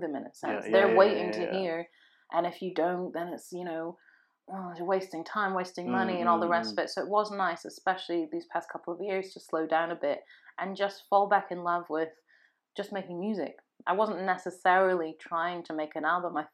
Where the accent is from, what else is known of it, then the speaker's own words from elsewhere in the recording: Sunderland, North East England, United Kingdom; I was born in Sunderland